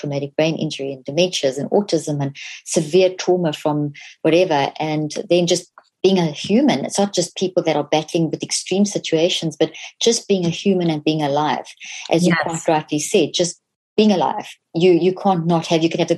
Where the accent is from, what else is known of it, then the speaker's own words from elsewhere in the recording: South Africa; So I grew up in South Africa.